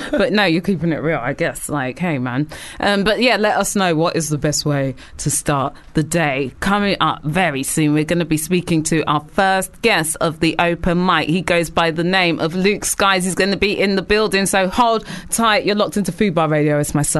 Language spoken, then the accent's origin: English; United Kingdom; obviously, we love to complain as British people.